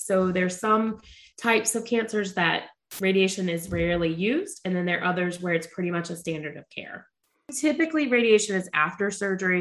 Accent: Charlotte, North Carolina, United States; I am born and raised in Charlotte, North Carolina

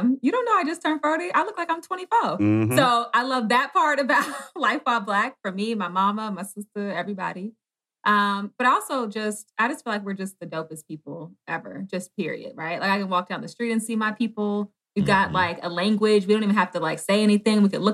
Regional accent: Washington, District of Columbia, United States; I grew up in D.C., Southeast D.C.

